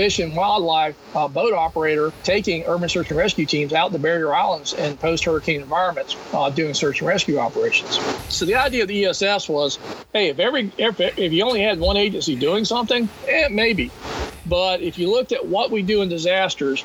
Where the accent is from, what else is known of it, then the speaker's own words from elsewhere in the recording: Florida, United States; I'm from Florida